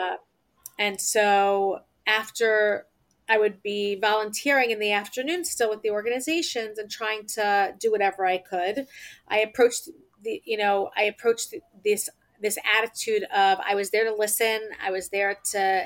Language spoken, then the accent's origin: English; Lakewood, New Jersey, United States; I grew up in New Jersey in a town called Lakewood.